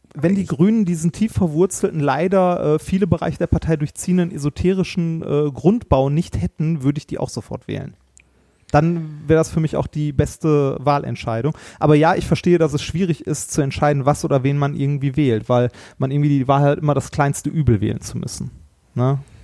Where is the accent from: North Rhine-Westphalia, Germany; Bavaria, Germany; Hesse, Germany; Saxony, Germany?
North Rhine-Westphalia, Germany; Ruhr area; wir kommen ja beide aus dem Ruhrpott